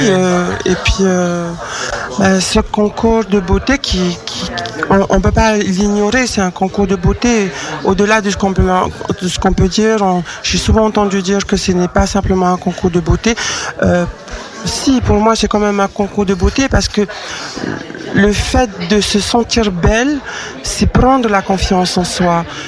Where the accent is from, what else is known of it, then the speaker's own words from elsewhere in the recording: French Polynesia; moved away as an adult; now in Lyon, France; je suis originaire de Tahiti